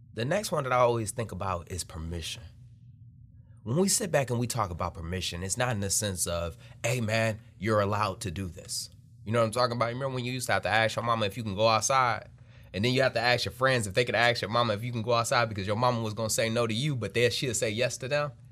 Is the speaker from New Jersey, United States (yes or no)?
no; Detroit, Michigan, United States; moved away; I'm born and raised in Detroit, Michigan. Grew up there, ate there, lived there, family still there.